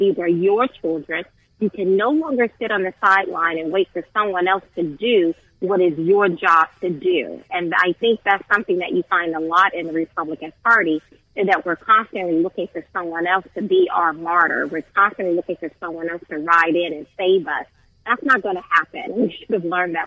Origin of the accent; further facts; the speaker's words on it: Southern Alabama, United States; I grew up in Southern Alabama